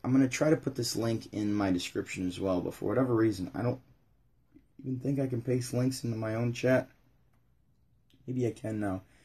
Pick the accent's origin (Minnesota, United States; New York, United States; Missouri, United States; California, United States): New York, United States; Syracuse; I'm from Syracuse, New York